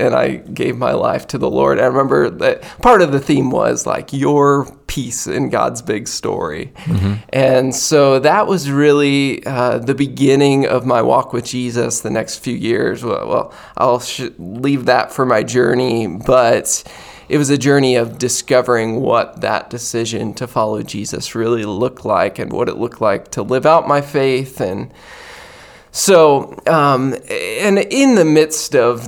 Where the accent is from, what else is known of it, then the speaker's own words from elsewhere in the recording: Western Maryland, United States; Mary and I grew up in Western Maryland